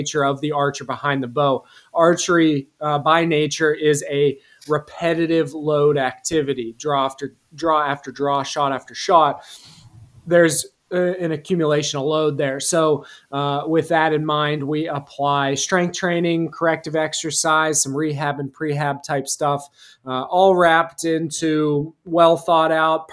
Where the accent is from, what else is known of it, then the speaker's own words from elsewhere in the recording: rural central Pennsylvania, United States; I'm from Pennsylvania, more specifically rural central Pennsylvania.